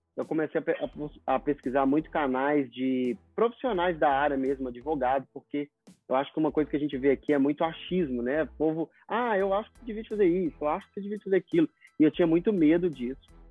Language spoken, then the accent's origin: Portuguese; Belo Horizonte, Minas Gerais, Brazil; moved away as an adult; now in United States; sou de Belo Horizonte e eu mudei para cá para aprender inglês